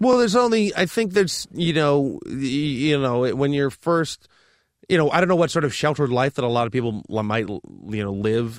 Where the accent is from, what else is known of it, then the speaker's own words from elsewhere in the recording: Toronto, Ontario, Canada; I'm from Toronto